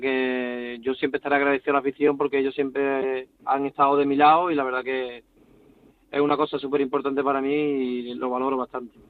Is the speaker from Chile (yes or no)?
no; Cádiz, Andalusia, Spain; now in Almendralejo, Spain; soy de Cádiz y lo he mamado desde pequeño